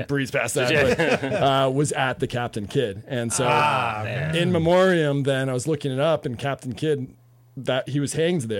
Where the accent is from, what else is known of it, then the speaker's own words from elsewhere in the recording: New York City, New York, United States; And I'm from New York City, my parents are Irish.